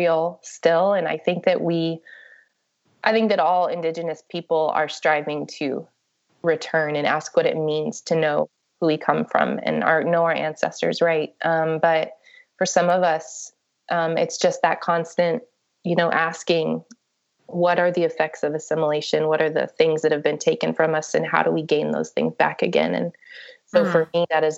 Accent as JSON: {"language": "English", "town": "Ada", "region": "Oklahoma", "country": "United States", "tie": "born or raised there", "also_born_or_lived": "New Mexico", "moved": "yes", "said": "I was born in Ada, Oklahoma. And so I grew up in Oklahoma and also in New Mexico"}